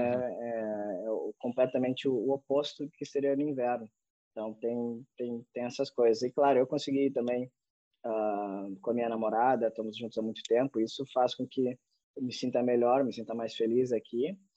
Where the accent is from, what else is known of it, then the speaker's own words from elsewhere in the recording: Brazil; moved away as an adult; now in Finland; tendo passaporte brasileiro, sendo brasileiro